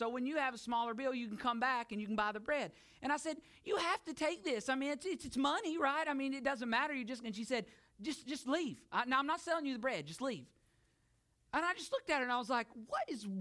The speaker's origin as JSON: {"language": "English", "country": "United States", "moved": "as an adult", "lives_now": "Bulgaria", "said": "I am an American"}